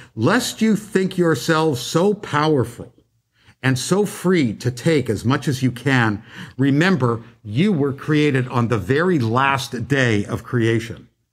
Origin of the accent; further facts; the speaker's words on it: Canada; When I was growing up in Canada